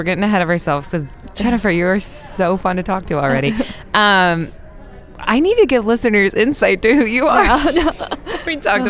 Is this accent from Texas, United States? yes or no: no; Oklahoma, United States; I'm from Oklahoma.